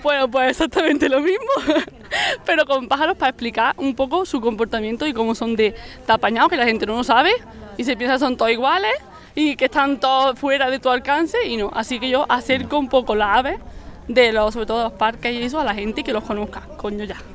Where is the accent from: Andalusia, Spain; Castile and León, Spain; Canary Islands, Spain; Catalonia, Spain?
Andalusia, Spain; Córdoba; siendo de Córdoba